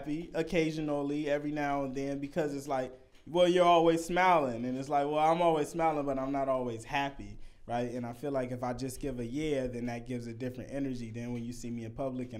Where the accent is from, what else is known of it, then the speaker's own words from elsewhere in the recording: Vallejo, California, United States; I'm from Vallejo. It's the smallest town of all